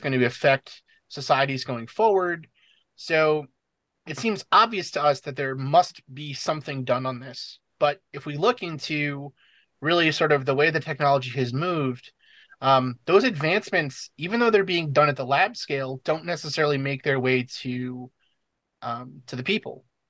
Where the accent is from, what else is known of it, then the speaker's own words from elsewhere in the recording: New York City, New York, United States; moved away as an adult; also born or lived in New Hampshire; I'm originally from the New York City area